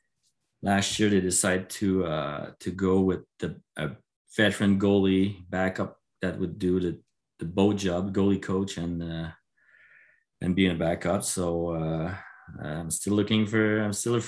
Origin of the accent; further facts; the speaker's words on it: Quebec, Canada; I'm from Quebec